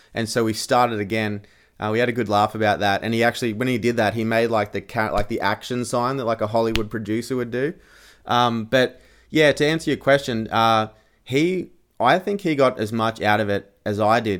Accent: Australia; being an Australian

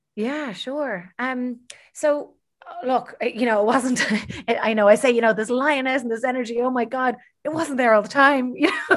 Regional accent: Dublin, Leinster, Ireland; I'm born and bred in Dublin

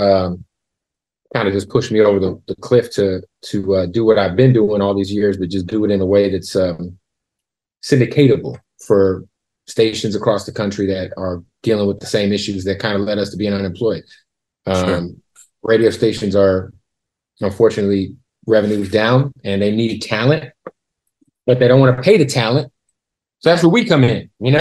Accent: Phoenix, Arizona, United States; moved away; also born or lived in Tampa / Las Vegas / Boise / Los Angeles; I'm from Phoenix.

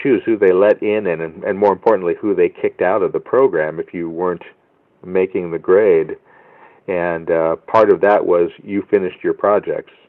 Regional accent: Central California, United States; Living in a rural small community in Central California, we didn't really have access to much in the way of film equipment

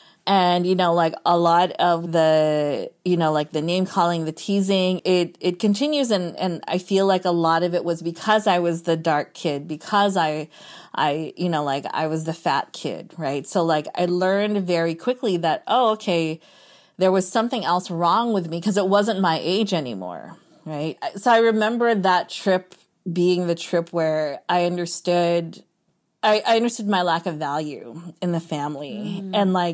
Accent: Philippines; But being Filipino, especially like my mom's side of the family in particular, like they're all beauty queens.

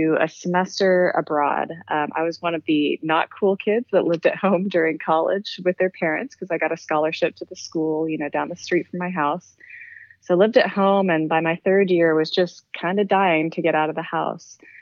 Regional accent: Canada; moved away as an adult; also born or lived in British Columbia, Canada; now in Hawaii, United States; I was coming from Canada, so this is not my home state or home country

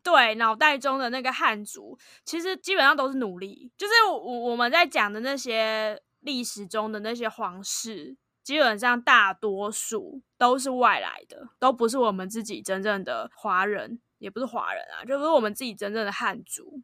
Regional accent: Taiwan; 身为台湾人

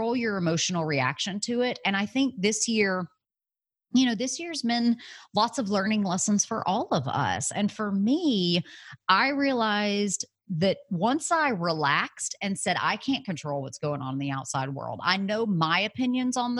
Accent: Alabama, United States; moved away as an adult; also born or lived in San Francisco; I had moved away from home. I was from Alabama. I moved to San Francisco

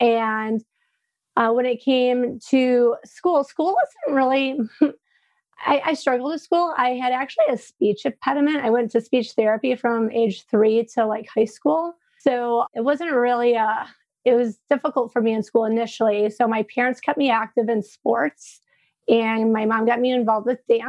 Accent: Frankenmuth, Michigan, United States; I'm originally from Frankenmuth, which is a small German town in Michigan.

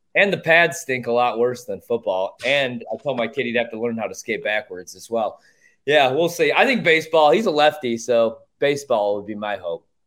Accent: Chicago, Illinois, United States; I grew up in Chicago

